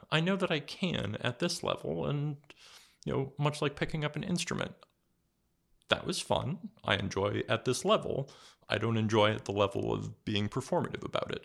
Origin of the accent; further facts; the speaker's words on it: California, United States; moved away as an adult; now in New England, United States; I grew up mostly in California